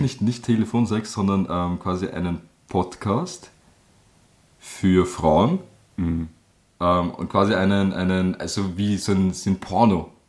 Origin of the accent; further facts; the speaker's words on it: Germany; moved away; da wo ich geboren bin, da steht ein Baum